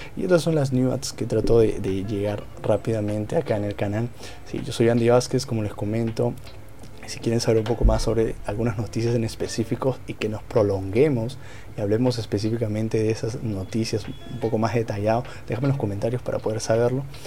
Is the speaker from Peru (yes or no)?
yes; Peru; Yo soy de Perú